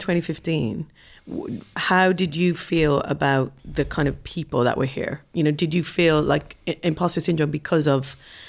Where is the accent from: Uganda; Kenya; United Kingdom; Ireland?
Ireland; Being Irish